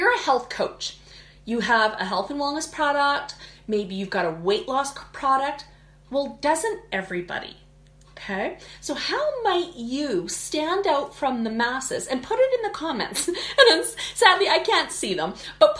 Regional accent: Canada; I'm Canadian, so we say niche.

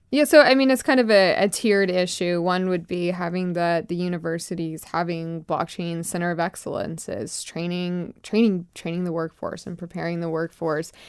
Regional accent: Lakeland, Florida, United States; So I'm from Florida. I grew up in, uh, Lakeland, Florida, a very small, um, rural part of the country

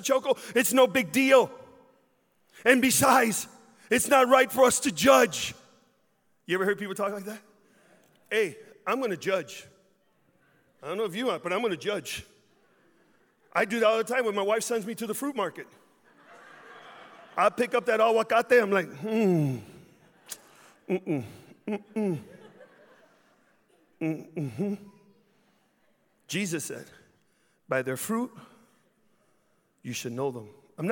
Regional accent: Chicago, Illinois, United States; I grew up in Chicago

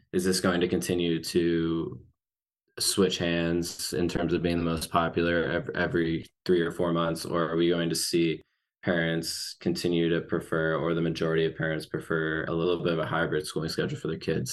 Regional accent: Arkansas, United States; my home state of Arkansas

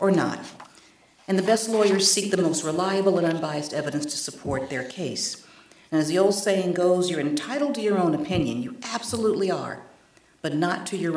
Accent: North Carolina, United States; my home state in North Carolina

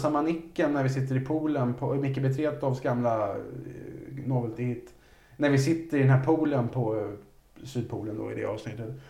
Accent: Resö, Västra Götaland, Sweden; jag hade en kille på Resö där jag växte upp

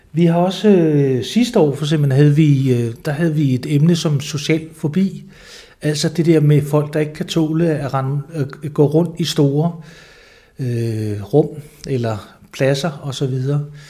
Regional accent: Lolland-Falster, Zealand, Denmark; also born or lived in Slagelse / Southern Jutland; jeg er født i Slagelse, øh, men har boet det meste af mit liv på Lolland Falster

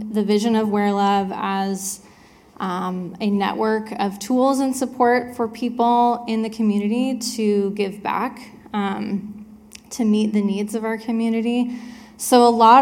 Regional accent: Richland, Washington, United States; also born or lived in Spokane, Washington / Alaska; I grew up here in Richland, Washington

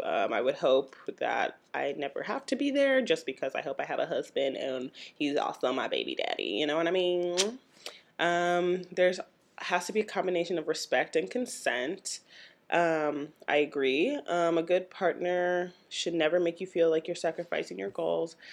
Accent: St. Louis, Missouri, United States; my hometown, Saint Louis, Missouri

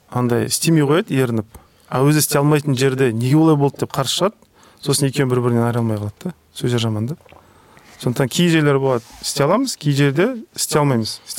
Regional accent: Kazakhstan; біз қазақ халқы не ғой андай өте қонақ жайлы жұмсақ халықпыз бірақ одновременно өте қырсық халықпыз ғой

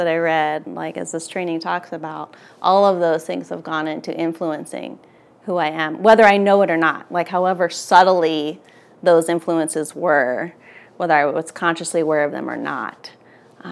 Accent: outside of Philadelphia, Pennsylvania, United States; where I grew up outside of Philly

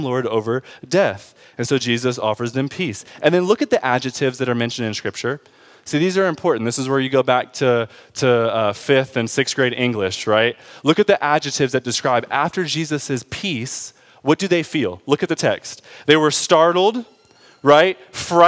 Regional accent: Detroit, Michigan, United States; I grew up in Detroit.

